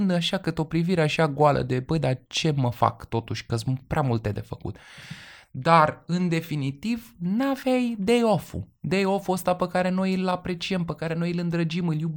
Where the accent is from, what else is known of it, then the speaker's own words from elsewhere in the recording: Transylvania, Romania; Eu da. sunt ardelean și eu